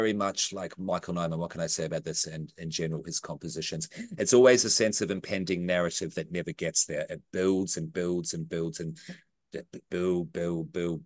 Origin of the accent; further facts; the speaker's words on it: New Zealand; I'm a Kiwi.